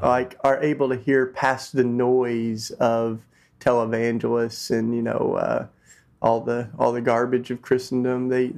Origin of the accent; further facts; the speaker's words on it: Tennessee, United States; I grew up in Tennessee, which is down south